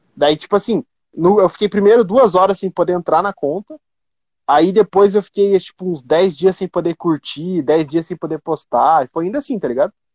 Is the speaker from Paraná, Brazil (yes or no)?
yes; Curitiba, Paraná, Brazil; eu sou de Curitiba